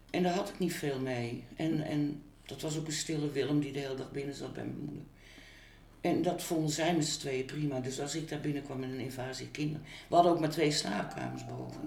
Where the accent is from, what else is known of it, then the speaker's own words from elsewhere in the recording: Utrecht, Netherlands; Ik ben 17 1 1955 geboren in Utrecht.